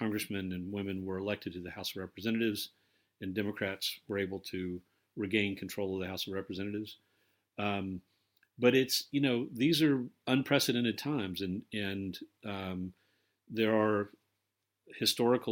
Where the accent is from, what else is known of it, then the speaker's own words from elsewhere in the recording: United States; now in London, United Kingdom; as an American living abroad